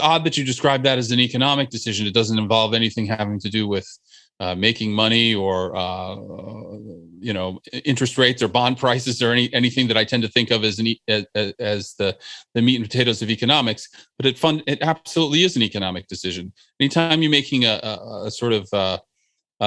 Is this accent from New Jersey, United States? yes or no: yes; New Jersey, United States; the place where I grew up in New Jersey